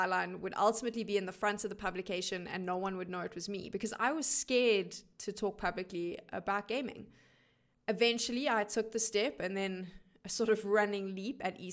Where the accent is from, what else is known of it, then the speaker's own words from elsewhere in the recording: South Africa; I am one of the only South African esports broadcast talent to work international LAN events